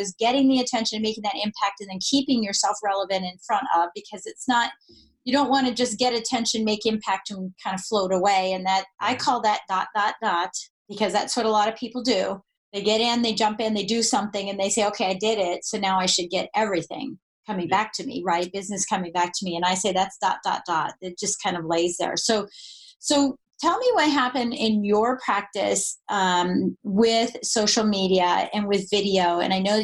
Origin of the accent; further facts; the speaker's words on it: Colorado, United States; I'm from Colorado